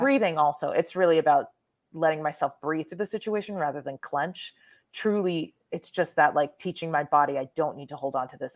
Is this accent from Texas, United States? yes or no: yes; Texas, United States; I was raised in Texas